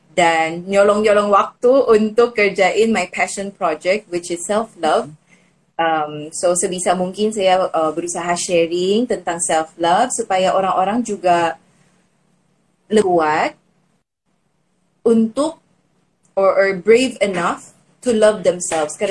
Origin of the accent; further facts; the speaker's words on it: Philippines; Indonesian is a second language; now in Indonesia; saya dari Filipina bagi yang teman sudah tahu um, saya sekarang sudah jadi WNI dan berasa nyaman sih di Indonesia